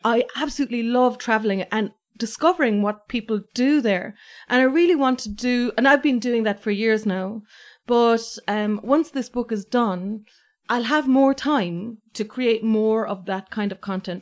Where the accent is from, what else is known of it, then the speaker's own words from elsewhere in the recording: Ireland; I was like, "Ireland."